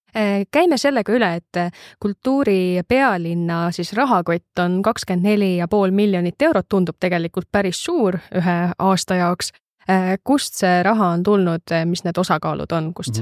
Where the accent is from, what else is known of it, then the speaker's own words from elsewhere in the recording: Viljandi, Viljandi County, Estonia; ma ise olen Viljandist pärit